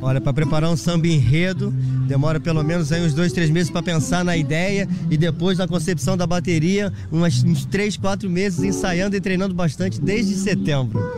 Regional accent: Rio de Janeiro, Brazil; now in Sesimbra, Portugal; eu sou do Rio de Janeiro

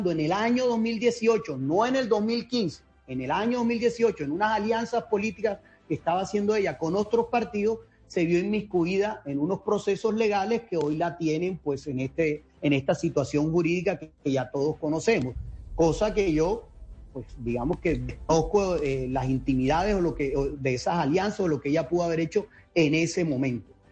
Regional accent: Atlántico, Colombia; periodista acá del Departamento del Atlántico y me conoces, mi familia, conoces pues eh, de, mi hogar y de donde vengo.

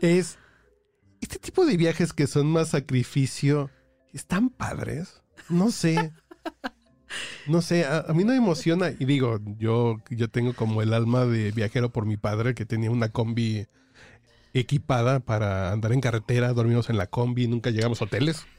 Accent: Mexico City, Mexico; Yo que soy chilango de corazón y que he vivido a 2.200 metros casi toda la vida, viví en provincia en algún momento de la vida

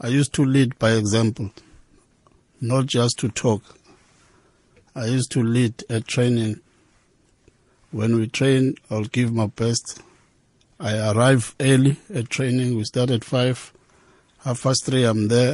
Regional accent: Durban, KwaZulu-Natal, South Africa; I was born in Lamontville

